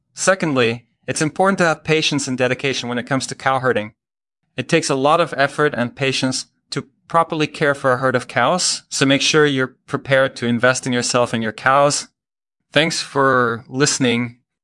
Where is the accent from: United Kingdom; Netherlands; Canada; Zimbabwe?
Netherlands; moved away as an adult; now in United States; I'm originally from the Netherlands, but I've been living in the United States for about ten years now.